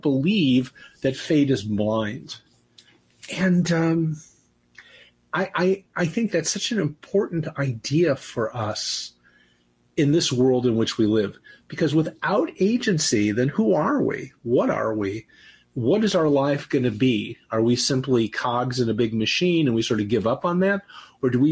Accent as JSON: {"language": "English", "town": "Cleveland", "region": "Ohio", "country": "United States", "said": "I'm from Cleveland"}